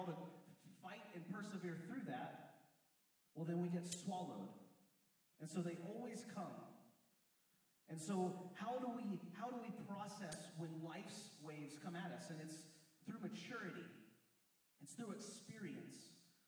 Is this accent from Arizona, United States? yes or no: no; West Virginia, United States; I grew up in West Virginia